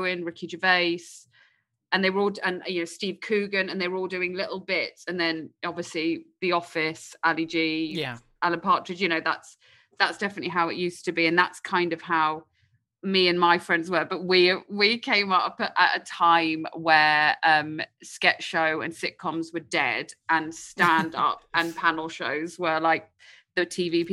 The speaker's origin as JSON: {"language": "English", "country": "United Kingdom"}